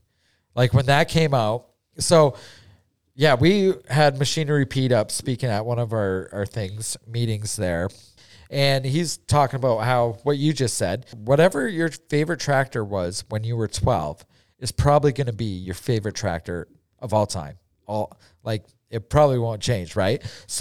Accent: Canada

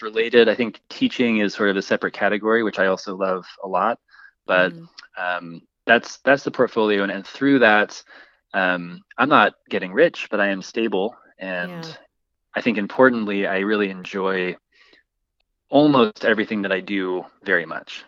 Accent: Boise, Idaho, United States; I'm from Boise, I grew up here

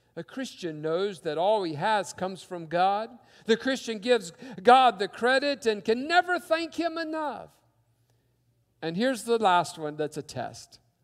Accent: West Virginia, United States; growing up in West Virginia

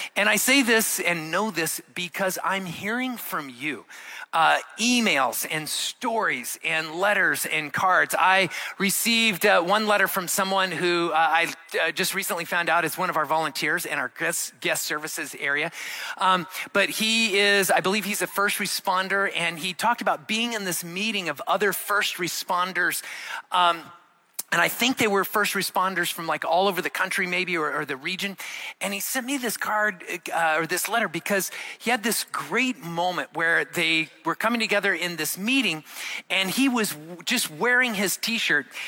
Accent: Arizona, United States; moved away; I grew up in Arizona

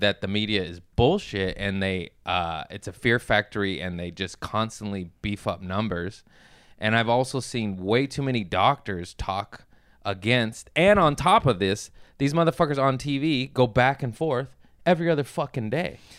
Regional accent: Torrance, California, United States; also born or lived in Lomita; from, uh, Torrance and Lomita, a nice little tweaker town near Harbor City

